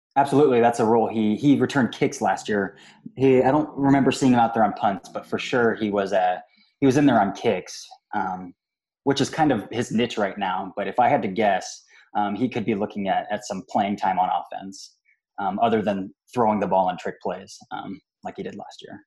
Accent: Mansfield, Ohio, United States; moved away as an adult; now in Columbus, United States; I was born and raised in Mansfield, Ohio, just an hour and 15 from Cleveland

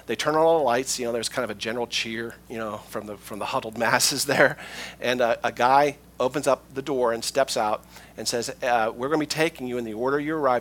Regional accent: United States; moved away as an adult; also born or lived in Poland; I'm an American, and that's my home

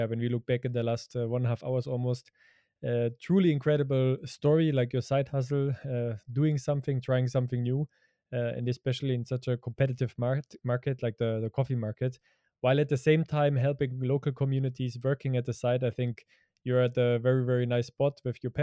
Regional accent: Germany; growing up in Europe and growing up in Germany

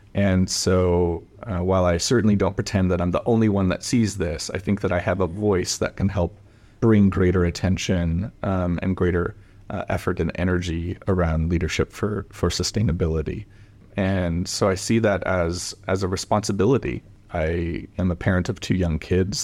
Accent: Portland, Oregon, United States; I grew up in Portland, Oregon

